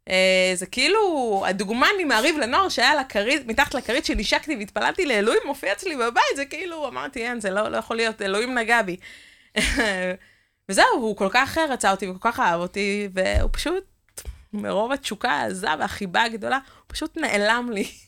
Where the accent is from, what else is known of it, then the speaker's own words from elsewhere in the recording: Northern District, Israel; אני במקור מהצפון